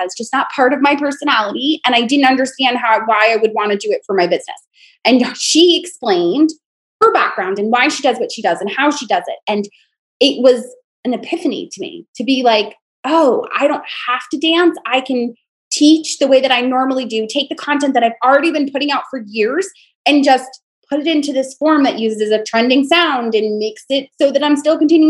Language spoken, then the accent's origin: English; United States; moved away as an adult; also born or lived in North Carolina; now in Charlotte, United States; My accent's so mixed because I'm from New York, but live in North Carolina and I've been down here now 6 years. So my girls say y'all and they say fixin' and they sound very Southern, but I grew up an hour from New York City.